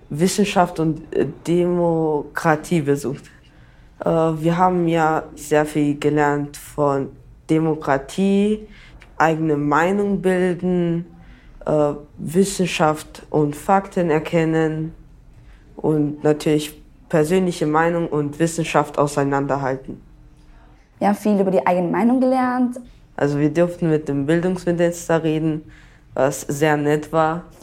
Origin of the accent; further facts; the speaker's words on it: Upper Austria, Austria; Ich bin 14 Jahre alt. Ich komme aus Oberösterreich.